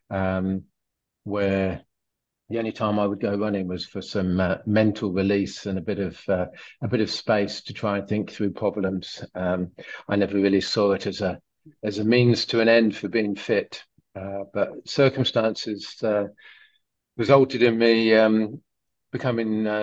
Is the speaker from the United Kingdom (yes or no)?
no; France; English is a second language; I'm French.